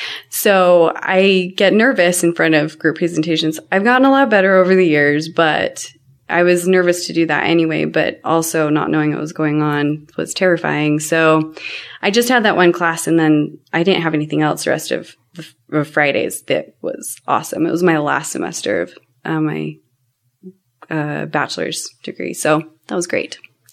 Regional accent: Cottonwood Heights, Utah, United States; I grew up in Cottonwood Heights, Utah. And my parents bought the my dad bought the house before I met my mom, and we've never moved. Still the same house that he bought then.

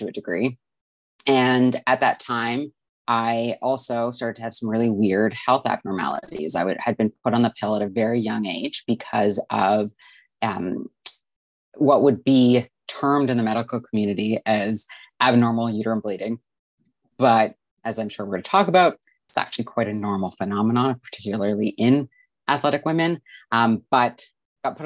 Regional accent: Vancouver, British Columbia, Canada; I'm from Vancouver, British Columbia, Canada

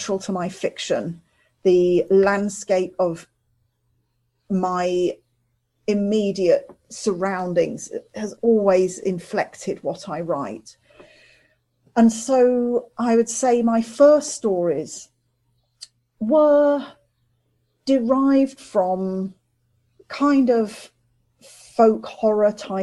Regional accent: Midlands, United Kingdom; also born or lived in London; I was born in London. I grew up in the Midlands

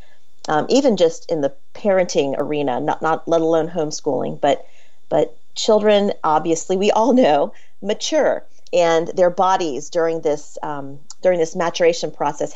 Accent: Florida, United States; I grew up in Florida

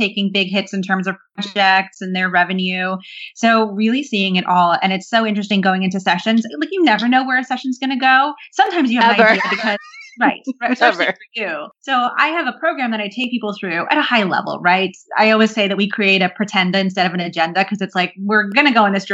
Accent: New Jersey, United States; also born or lived in London, United Kingdom; now in Brooklyn, United States; I grew up in New Jersey

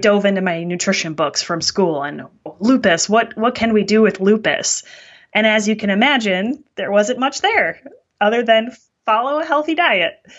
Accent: Wisconsin, United States; I'm from Wisconsin, which is called the dairy state in the United States

